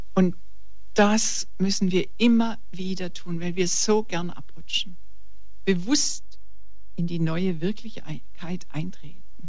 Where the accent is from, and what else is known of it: Germany; also born or lived in Weingarten, Baden-Württemberg